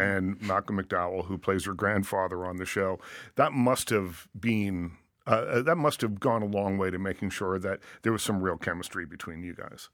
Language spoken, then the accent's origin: English; Liverpool, Nova Scotia, Canada; I'm from a place called Liverpool, Nova Scotia